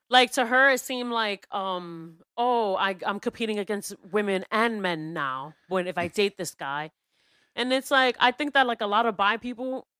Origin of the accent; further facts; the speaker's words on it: New York City, New York, United States; a lot of us New Yorkers were addicted to New York